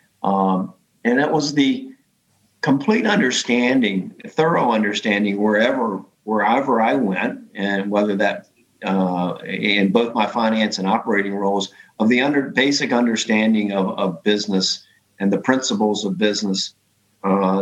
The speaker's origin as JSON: {"language": "English", "country": "United States", "said": "being an American"}